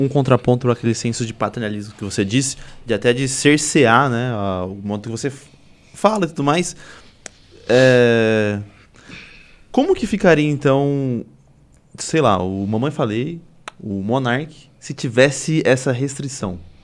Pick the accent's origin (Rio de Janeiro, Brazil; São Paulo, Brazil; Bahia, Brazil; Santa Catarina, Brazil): São Paulo, Brazil; Suzano; Eu sou de Suzano